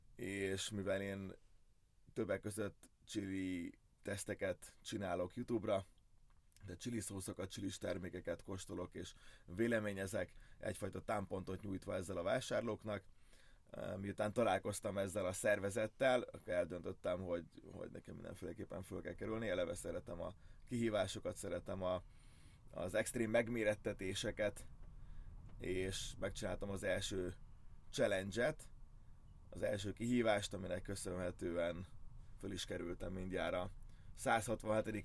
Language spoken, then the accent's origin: Hungarian; Hungary; első magyarként